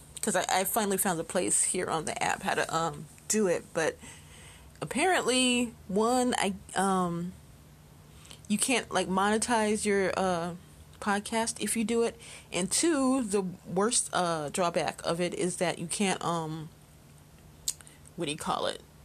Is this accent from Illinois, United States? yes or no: yes; Chicago, Illinois, United States; Chicago, my hometown